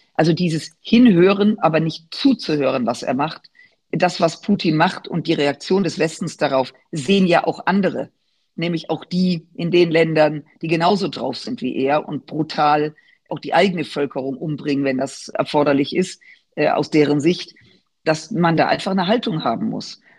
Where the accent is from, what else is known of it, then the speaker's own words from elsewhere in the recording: Germany; als Deutsche, als Europäerinnen